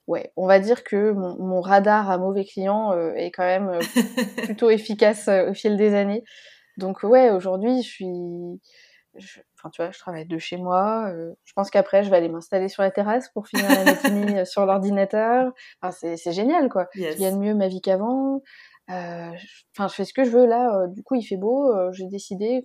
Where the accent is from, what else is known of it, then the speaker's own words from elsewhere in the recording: Lyon, Auvergne-Rhône-Alpes, France; moved away as an adult; also born or lived in Paris; j'en ai profité pour redescendre euh, plutôt dans ma région natale, à Lyon